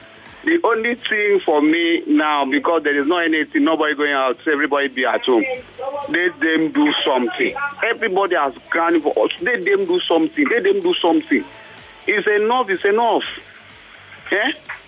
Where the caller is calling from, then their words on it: Makute, Nigeria; Good afternoon. This is Mr. Victor Christopher from Makute.